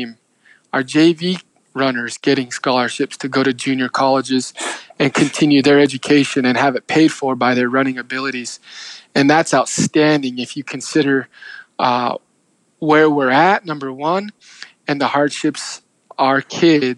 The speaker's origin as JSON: {"language": "English", "town": "Page", "region": "Arizona", "country": "United States", "tie": "born or raised there", "moved": "as an adult", "lives_now": "Chinle, United States", "said": "I was from Page"}